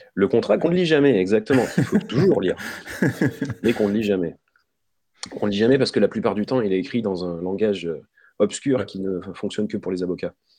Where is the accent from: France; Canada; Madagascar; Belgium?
France; on est français